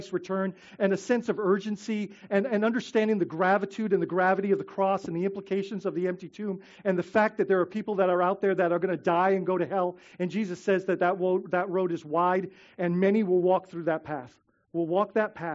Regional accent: Bahamas; now in Florida, United States; growing up in the Bahamas

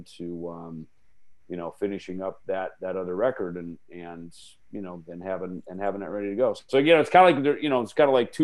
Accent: Jackson, Minnesota, United States; moved away; my hometown in Jackson, Minnesota

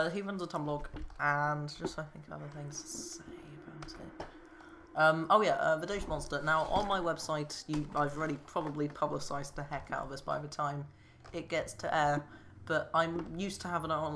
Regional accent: United Kingdom; we're British people

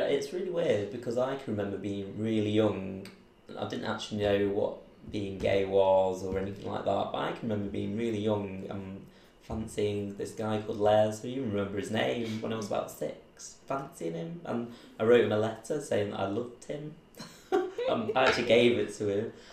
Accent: Manchester, North West England, United Kingdom; also born or lived in Belfast; grew up just in and around Manchester boroughs, around Trafford

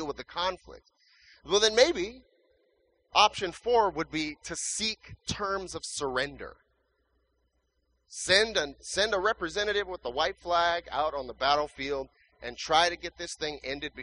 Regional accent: California, United States; moved away as an adult; also born or lived in Riverside, California; now in Phoenix, United States; we're from California

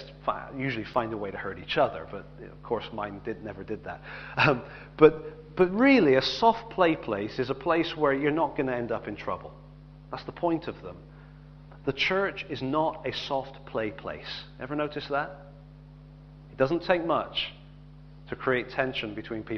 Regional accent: England, United Kingdom; I'm glad I'm English

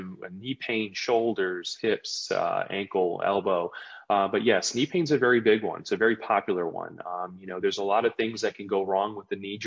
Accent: New Jersey, United States; also born or lived in Maryland; I was actually born and raised in New Jersey. I'm a Jersey boy

